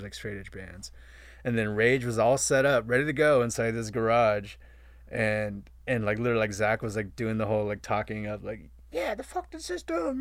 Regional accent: Vista, California, United States; I was coming from Vista.

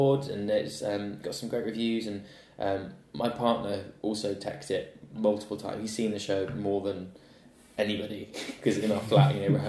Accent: Gloucestershire, South West England, United Kingdom; moved away; I grew up in Gloucestershire

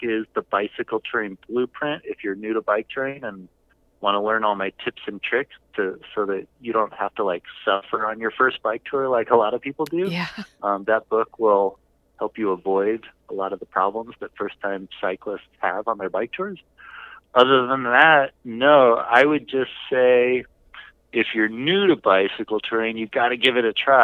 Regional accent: Southern California, United States; I'm from Southern California

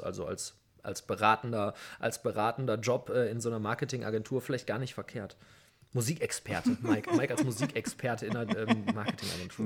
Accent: Essen, North Rhine-Westphalia, Germany; Also ich bin jetzt nun mal in Essen aufgewachsen

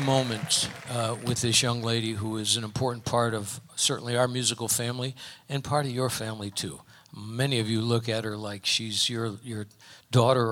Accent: Connecticut, United States; moved away; I'm originally from Connecticut

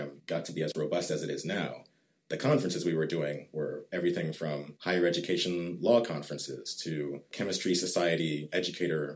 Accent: Richardson, Texas, United States; also born or lived in Atlanta, Georgia; I was actually born in Atlanta, Georgia, but my family moved here when I was two. So I've pretty much been raised in the North Dallas area, in Richardson specifically

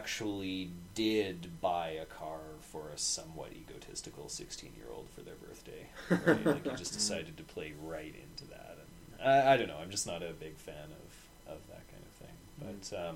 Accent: Vancouver, British Columbia, Canada; born or raised there

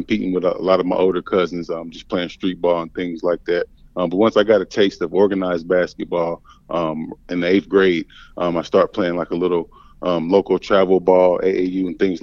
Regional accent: Indianapolis, Indiana, United States; also born or lived in Maine; I was born and raised in Indianapolis. Grew up there, my entire time

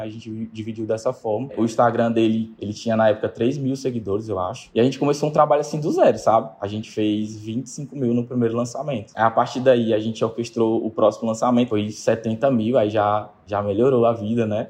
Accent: Teresina, Piauí, Brazil; Eu sou de Teresina, no Piauí

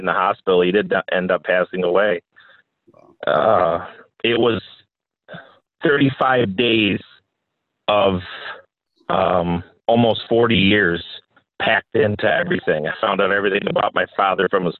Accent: New Jersey, United States; moved away; also born or lived in Mount Morris; I was born down in New Jersey. I was in foster care pretty much my whole life.

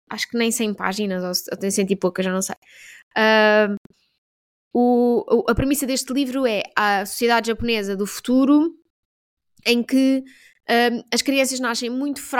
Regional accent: Portugal; tanto fazer um franguinho assado, porque eu sou portuguesa, mas eu não vi frangos.

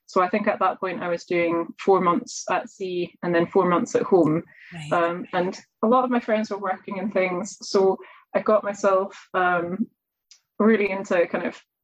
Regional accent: Edinburgh, Scotland, United Kingdom; I grew up in Edinburgh

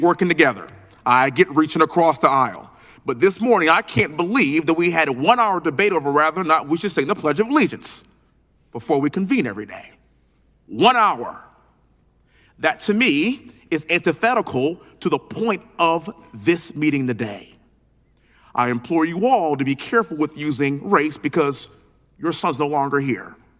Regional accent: Texas, United States; being born and raised in Texas, living in Houston

